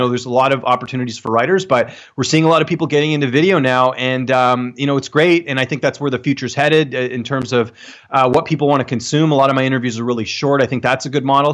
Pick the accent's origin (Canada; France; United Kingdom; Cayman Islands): Canada; I'm Canadian